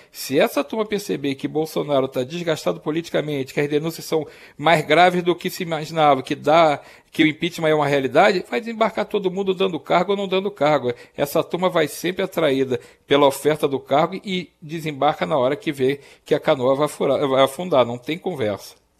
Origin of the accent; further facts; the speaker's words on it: Rio de Janeiro, Brazil; Eu cresci no Rio de Janeiro